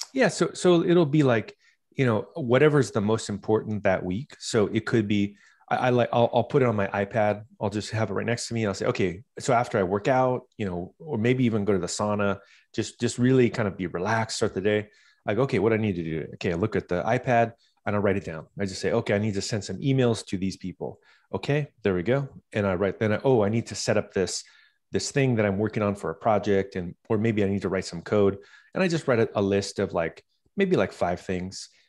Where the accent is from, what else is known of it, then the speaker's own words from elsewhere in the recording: Southern California, United States; I started growing up in Southern California.